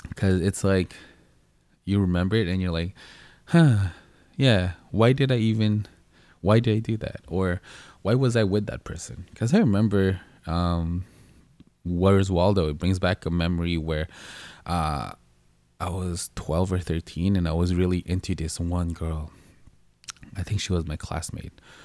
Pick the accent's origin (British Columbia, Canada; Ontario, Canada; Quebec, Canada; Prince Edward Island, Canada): Quebec, Canada; Montreal; also born or lived in Philippines; I grew up in Montreal.